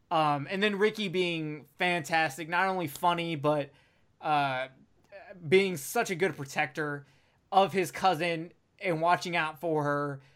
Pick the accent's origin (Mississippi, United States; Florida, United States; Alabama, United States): Alabama, United States; I'm from Alabama